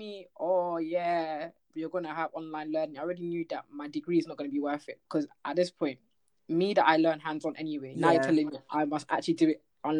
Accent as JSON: {"language": "English", "town": "Slough", "region": "South East England", "country": "United Kingdom", "tie": "born or raised there", "said": "let me just stay in Slough because I'm not from London."}